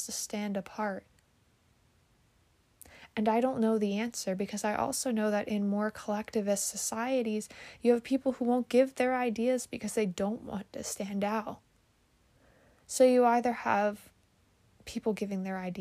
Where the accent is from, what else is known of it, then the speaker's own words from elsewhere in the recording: United States; as an American